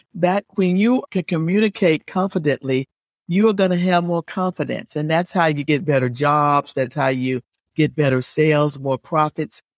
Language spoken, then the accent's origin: English; Alabama, United States; moved away as an adult; now in Virginia Beach, United States; I didn't grow up in Virginia. I grew up in Alabama